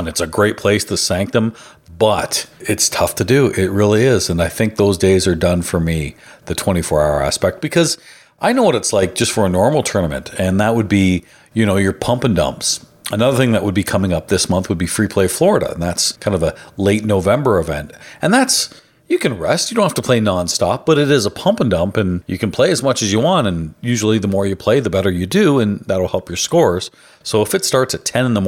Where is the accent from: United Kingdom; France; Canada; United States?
Canada; I can't vote. I'm Canadian